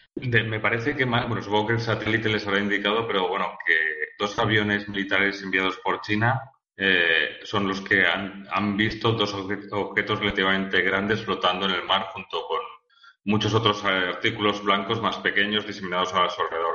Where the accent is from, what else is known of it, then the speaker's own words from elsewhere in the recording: Valencia, Valencian Community, Spain; now in Zaragoza, Spain; yo soy de Valencia y no, yo estoy en Zaragoza